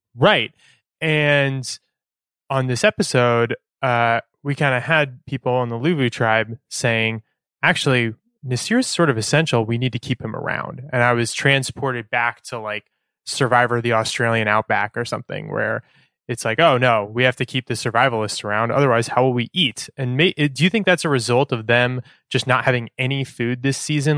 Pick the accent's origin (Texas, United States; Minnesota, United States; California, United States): California, United States; Sacramento; now in Oakland, United States; I'm from Northern California. I'm from Sacramento.